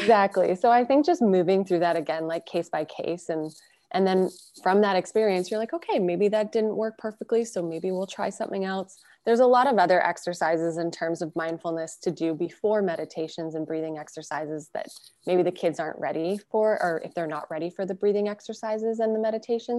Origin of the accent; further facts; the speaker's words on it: Burlington, Ontario, Canada; also born or lived in Calgary, Alberta; now in Toronto, Canada; Christiana and I grew up in Calgary, Alberta, and then we were secondary, raised in Burlington